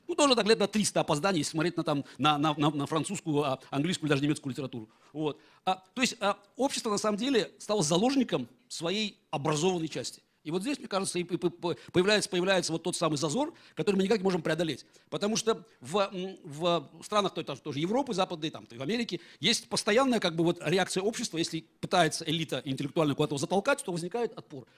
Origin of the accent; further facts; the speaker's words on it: Baku, Azerbaijan; first language Russian; moved away as an adult; also born or lived in Moscow, Russia; я родился в Баку